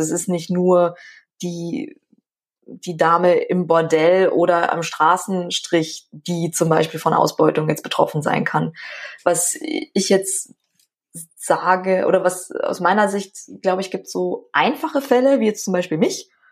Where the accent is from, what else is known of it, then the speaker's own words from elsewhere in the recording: Schwandorf, Bavaria, Germany; ich komme ja aus Schwandorf und da ist die Grenze nach Tschechien jetzt nicht so ja. weit